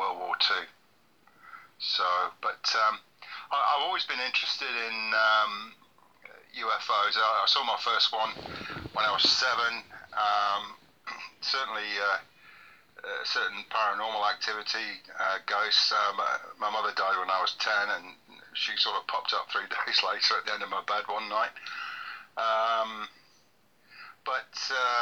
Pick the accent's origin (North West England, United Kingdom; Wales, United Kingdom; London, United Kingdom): North West England, United Kingdom; rural Cheshire; also born or lived in Manchester / Israel; I was born in Manchester, raised in rural Cheshire.